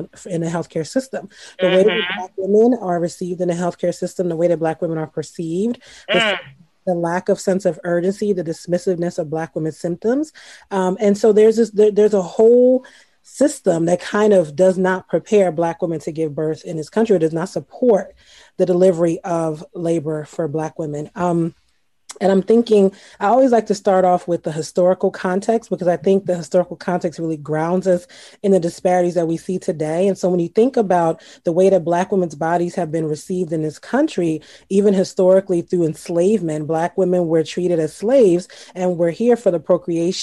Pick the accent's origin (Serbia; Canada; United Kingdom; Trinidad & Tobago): Trinidad & Tobago; also born or lived in Baltimore; now in United States; I grew up in Trinidad